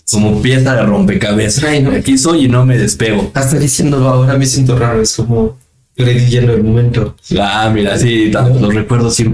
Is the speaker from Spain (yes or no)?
no; Mexico; Y créeme que para nosotros como mexicanos, eh, como país, estamos agradecidos contigo